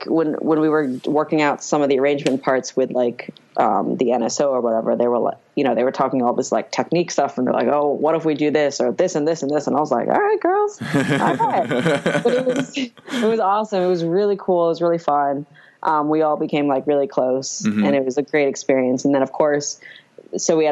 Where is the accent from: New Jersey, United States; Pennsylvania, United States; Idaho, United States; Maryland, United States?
Maryland, United States; Montgomery County; moved away as an adult; now in Washington, D.C., United States; I grew up in Maryland in Montgomery County, really only about like 45 minutes outside of DC